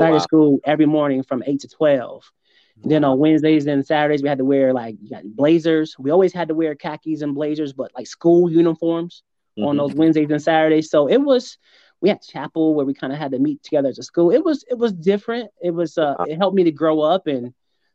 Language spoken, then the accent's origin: English; Akron, Ohio, United States; also born or lived in Hudson, Ohio; I went to K through 8th in Akron Public Schools